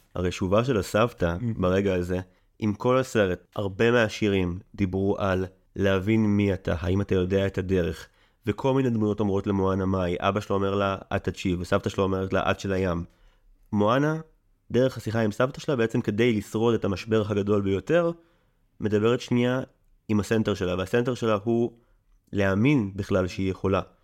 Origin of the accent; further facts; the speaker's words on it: Israel; אני במקור קיבוצניק